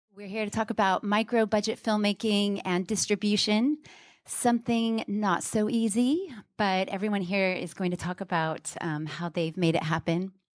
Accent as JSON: {"language": "English", "town": "Houston", "region": "Texas", "country": "United States", "moved": "yes", "lives_now": "London, United Kingdom", "said": "I'm from Houston, but I've lived in London a long time"}